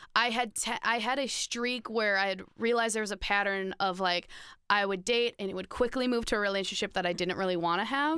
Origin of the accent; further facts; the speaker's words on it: Minnesota, United States; I'm from Minnesota